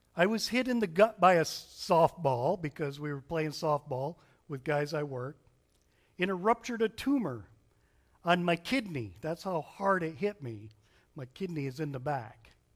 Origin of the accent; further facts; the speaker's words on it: Berrien Springs, Michigan, United States; moved away; we grew up in Berrien Springs, Michigan. It's in the southwestern corner of Michigan.